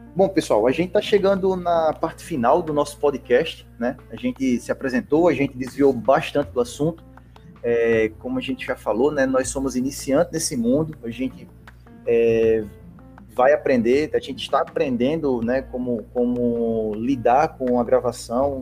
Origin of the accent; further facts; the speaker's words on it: Rio Grande do Norte, Brazil; que é onde a gente mora. A gente é do Rio Grande do Norte.